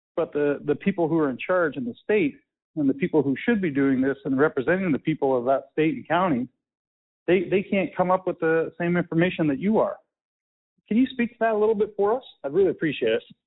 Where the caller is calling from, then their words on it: London, Ontario, Canada; I'm calling from London, Ontario, Canada.